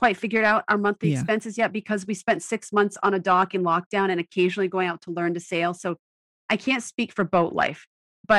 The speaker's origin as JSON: {"language": "English", "region": "Maine", "country": "United States", "tie": "born or raised there", "moved": "yes", "said": "I grew up in Maine"}